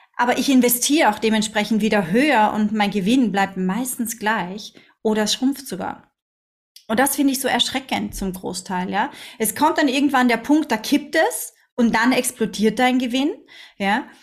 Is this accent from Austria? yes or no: yes; Austria; now in Dubai, United Arab Emirates; sagt man bei uns in Österreich